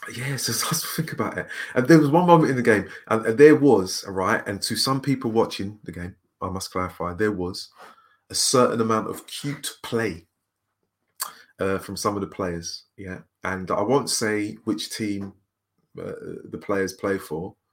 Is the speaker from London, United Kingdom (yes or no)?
yes; London, United Kingdom; I'm a Londoner